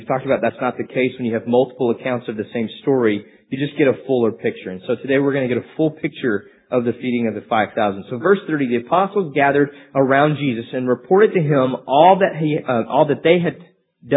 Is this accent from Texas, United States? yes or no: yes; Amarillo, Texas, United States; I'm from Amarillo, so it's just kind of inbred in us what we have to listen to. We drove trucks, we wore boots, we listened to country music.